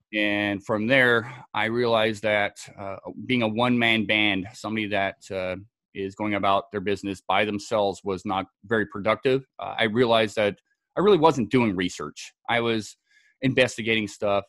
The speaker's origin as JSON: {"language": "English", "region": "Scotland", "country": "United Kingdom", "tie": "born or raised there", "also_born_or_lived": "Southern California", "moved": "yes", "lives_now": "United States", "said": "born and raised in Scotland"}